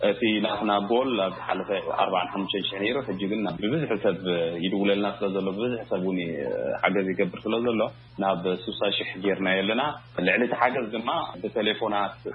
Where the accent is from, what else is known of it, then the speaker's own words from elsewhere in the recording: Eritrea; ንሕና ከም ኤርትራውያን